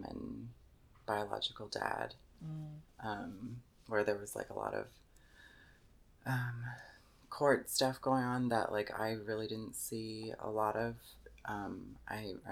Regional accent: Pearland, Texas, United States; also born or lived in San Jose, California; I was born in San Jose, California. And I moved to Pearland, Texas when I was young. And I grew up in Pearland, Texas

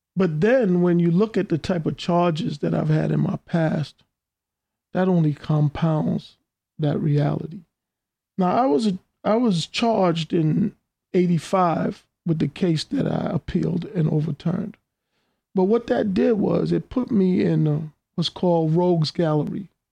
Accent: New York City, New York, United States; I grew up in Queens from the the '60s through the '80s

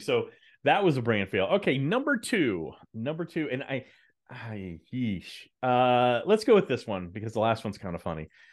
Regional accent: Dallas, Texas, United States; I grew up in Dallas

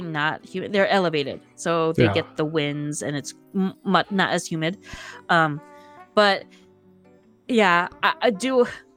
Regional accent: Minnesota, United States; I'm from Minnesota

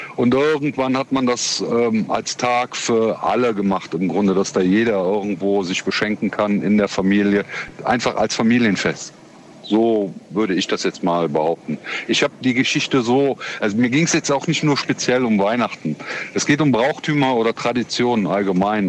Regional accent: Cologne, North Rhine-Westphalia, Germany; ich komme aus Köln, Köln ist die Hochburg Karneval

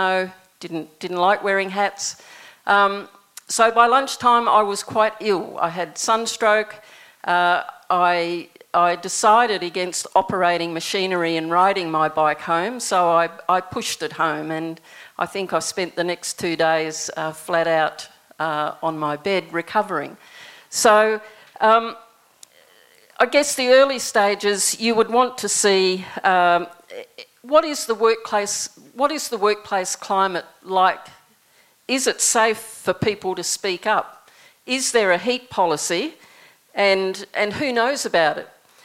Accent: New Zealand; moved away; When I was growing up in New Zealand, my first job was picking raspberries

